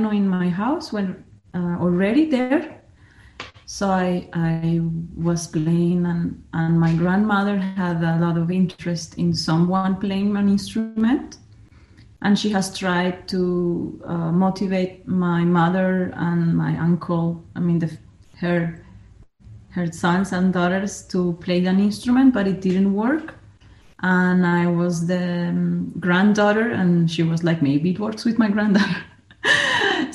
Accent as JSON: {"language": "English", "country": "Colombia", "tie": "born or raised there", "moved": "as an adult", "lives_now": "Austria", "said": "I consider myself 100% Colombia, from Colombia. And even though I live in Austria already 18 years and a half"}